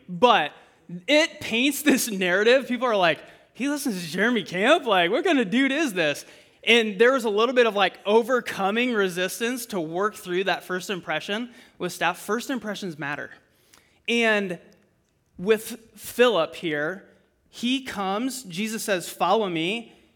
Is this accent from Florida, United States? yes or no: no; Fort Dodge, Iowa, United States; I'm originally from Fort Dodge